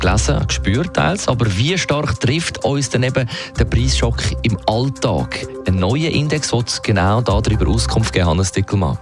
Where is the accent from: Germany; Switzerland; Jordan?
Switzerland; bei uns in der Schweiz